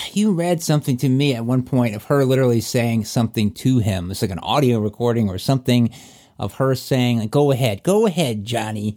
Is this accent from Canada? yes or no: no; Virginia, United States; that's in my home state there.